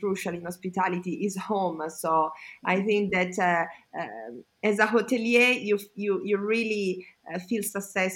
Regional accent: Como, Lombardy, Italy; also born or lived in Milan / United States; I was born and raised in Como, and still I live here

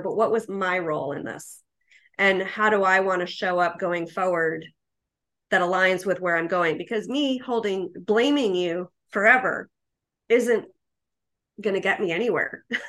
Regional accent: New York, United States; I'm a New Yorker.

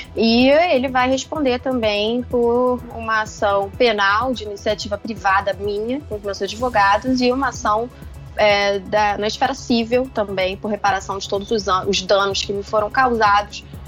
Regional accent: Rio de Janeiro, Brazil; como carioca

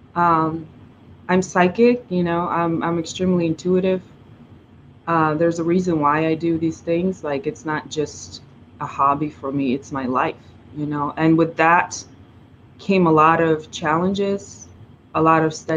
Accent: Russia; first language Russian; English is a second language; moved away as an adult; also born or lived in China / New York; now in Los Angeles, United States; I grew up in Russia

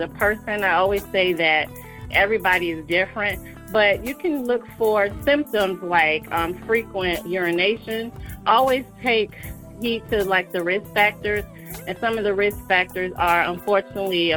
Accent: Atlanta, Georgia, United States; I'm from Atlanta, Georgia. I like to say I'm a true Georgia peach.

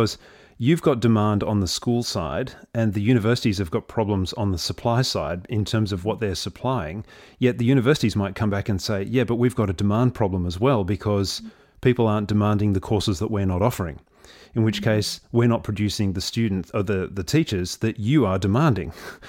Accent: Victoria, Australia; would have to go interstate to study in a different system and then come back to Victoria to teach in my home state?

